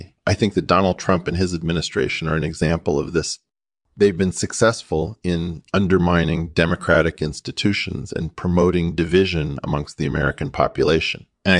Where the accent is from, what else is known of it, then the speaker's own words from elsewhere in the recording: Llanelli, Wales, United Kingdom; moved away as an adult; also born or lived in New York City; now in United States; I was born in New York City and grew up in Llanelli, Wales.